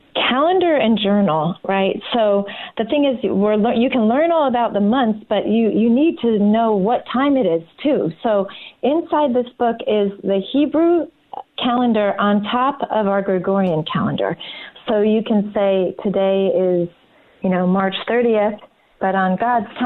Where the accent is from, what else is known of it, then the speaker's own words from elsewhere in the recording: New Jersey, United States; now in Georgia, United States; I'm from New Jersey originally